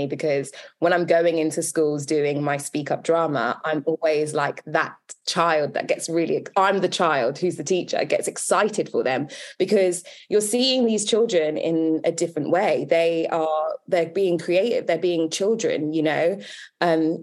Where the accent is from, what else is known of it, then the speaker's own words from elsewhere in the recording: London, United Kingdom; also born or lived in Wembley / Northwood; I was brought up in Northwest London, Kensal Rise, and then my family moved to Wembley, and then they moved to Northwood, and now I live in Harrow